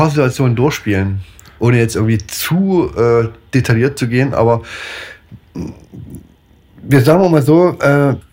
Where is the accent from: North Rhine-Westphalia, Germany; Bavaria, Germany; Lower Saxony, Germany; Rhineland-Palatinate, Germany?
North Rhine-Westphalia, Germany; Dortmund; Genau, ich komme aus, äh, komm aus Dortmund, wir sind aber gerade irgendwo im Oberallgäu.